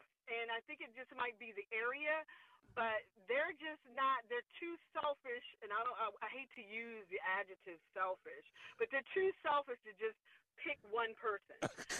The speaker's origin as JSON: {"language": "English", "town": "Washington", "region": "District of Columbia", "country": "United States", "tie": "born or raised there", "said": "I was born and raised in the District of Columbia, and D.C. is just kind of a plain ground. Although, you know, it's a playing ground. I'm a third-generational Adventist"}